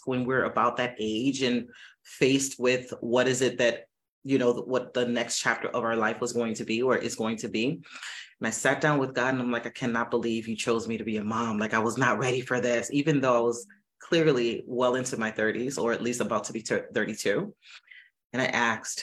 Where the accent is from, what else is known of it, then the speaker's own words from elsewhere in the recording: Miami, Florida, United States; I'm from Miami, born and raised